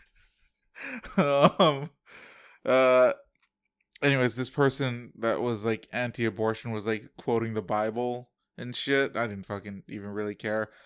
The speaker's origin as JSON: {"language": "English", "country": "United States", "said": "As an American"}